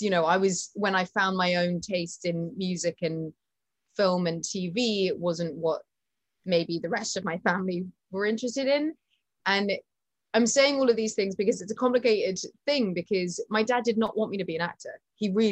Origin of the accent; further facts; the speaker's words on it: United Kingdom; I'm British.